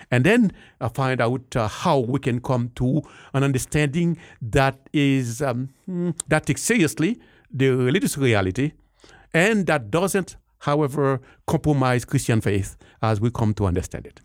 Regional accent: Haiti; moved away as an adult; also born or lived in Jamaica / Lima, Peru; now in Denver, United States; particularly from the great country of, uh, of Haiti. Uh, grew up there and went to school

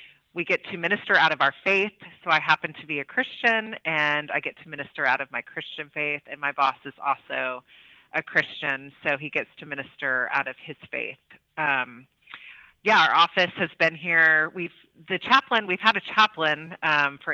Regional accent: Oklahoma City, Oklahoma, United States; moved away as an adult; also born or lived in Austria; now in Washington, D.C., United States; I was from Oklahoma City. And so my high school took a trip out to Frontier Ranch.

